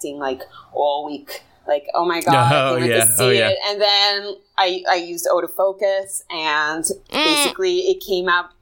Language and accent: English; Tel Aviv, Tel Aviv District, Israel; also born or lived in New York; I'm 25 years old from Tel Aviv